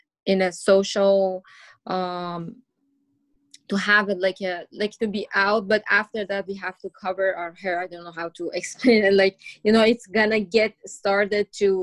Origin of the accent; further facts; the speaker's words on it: Iran; English is a second language; moved away; I grew up in an open-minded family, and my mom was a teacher